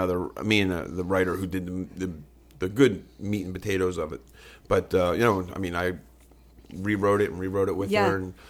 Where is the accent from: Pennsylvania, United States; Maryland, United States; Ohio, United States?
Pennsylvania, United States; Philadelphia; South Philly. South Philly and Southwest. I grew up around, I had two different neighborhoods.